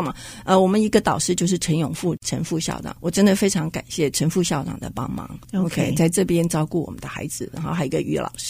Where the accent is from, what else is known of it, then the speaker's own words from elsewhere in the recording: Hsinchu, Taiwan; 因为我是在地人，我是新竹人。